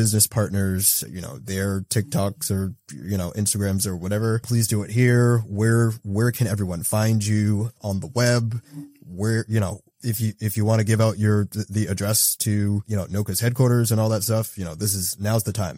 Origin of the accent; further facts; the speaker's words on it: Boston, Massachusetts, United States; now in Waltham, United States; You know, I'm a Bostonian, grew up there. I'm right outside the city in Waltham, you know, moved there with my wife.